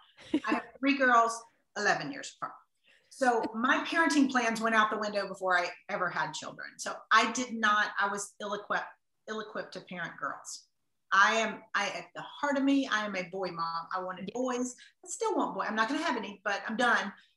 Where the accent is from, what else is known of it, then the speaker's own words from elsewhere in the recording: the South, United States; I'm from the South, I grew up in the South